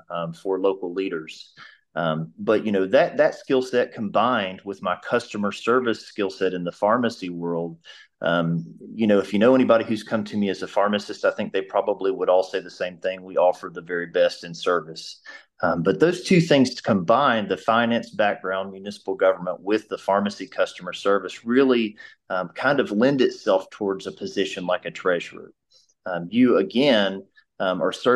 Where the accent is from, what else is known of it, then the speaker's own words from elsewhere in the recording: Abingdon, Virginia, United States; I'm born and raised in Abingdon, so I'm from Washington County.